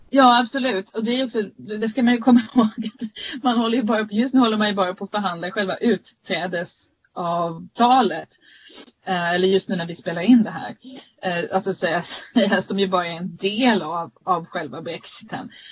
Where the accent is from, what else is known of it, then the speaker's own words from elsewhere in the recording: Sweden; now in United Kingdom; vi svenska journalister